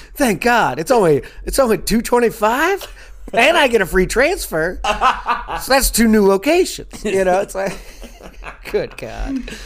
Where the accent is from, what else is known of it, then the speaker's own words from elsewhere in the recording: Louisville, Kentucky, United States; accent: southern twang; moved away as an adult; also born or lived in Chicago / Los Angeles; I'm from Louisville, Kentucky